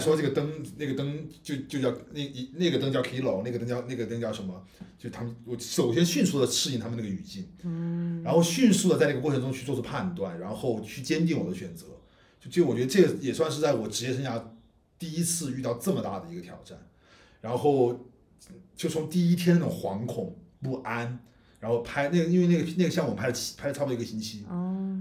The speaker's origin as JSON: {"language": "Chinese", "region": "Guizhou", "country": "China", "moved": "yes", "said": "我来从贵州这种小，小城市来的"}